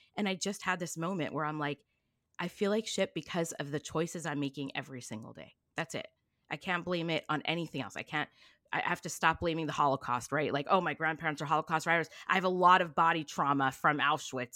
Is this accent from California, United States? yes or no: yes; Long Beach, California, United States; also born or lived in East Coast / New York; I grew up in Long Beach, California